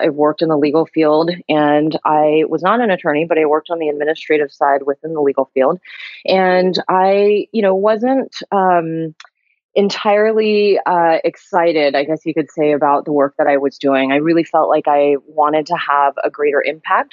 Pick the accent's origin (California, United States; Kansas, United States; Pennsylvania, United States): California, United States; also born or lived in Honolulu, Hawaii; I grew up in California, but I was born in Honolulu.